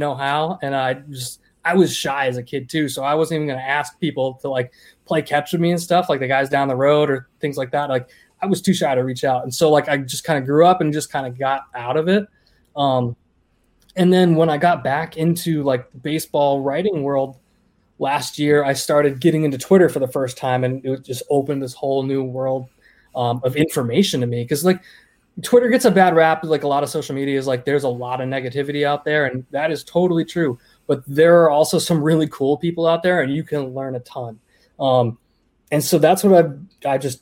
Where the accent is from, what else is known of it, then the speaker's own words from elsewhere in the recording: Maine, United States; moved away as an adult; also born or lived in Connecticut / Florida; now in New Hampshire, United States; I grew up in Maine, moved to Connecticut, moved to New Hampshire, moved to Florida, moved back. I'm back in New Hampshire